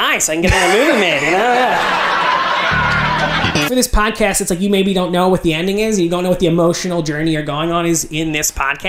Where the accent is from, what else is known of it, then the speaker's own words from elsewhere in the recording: West Chester, Pennsylvania, United States; I'm from Westchester, Pennsylvania. It's 20 miles outside the city.